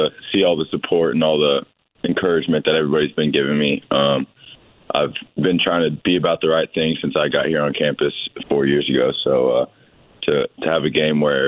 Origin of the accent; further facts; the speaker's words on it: Bloomington, Indiana, United States; I grew up in Bloomington. I grew up going to games.